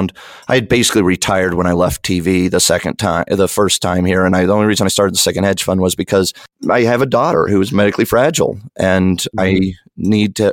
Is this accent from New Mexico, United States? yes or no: yes; New Mexico, United States; moved away; you got one of the most famous people in the world from my hometown